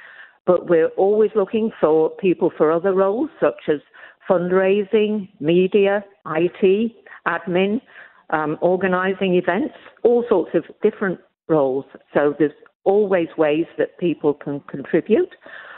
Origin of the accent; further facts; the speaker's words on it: Melbourne, Victoria, Australia; now in Coffs Harbour, Australia; Well, I moved to Coffs Harbour from Melbourne.